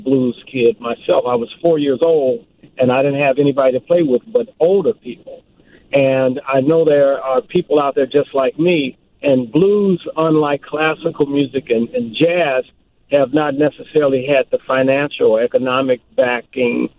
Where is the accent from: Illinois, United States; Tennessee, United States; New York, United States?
Illinois, United States; Chicago; as a Chicagoan